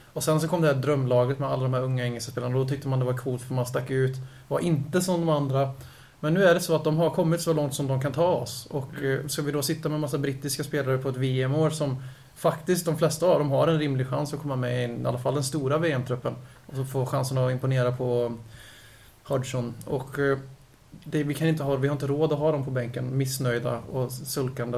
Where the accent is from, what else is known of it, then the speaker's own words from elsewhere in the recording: Lidköping, Västra Götaland, Sweden; Jag föddes faktiskt inte i Lidköping. Jag blev ju tvingad att bo där på 75% sen jag var fem år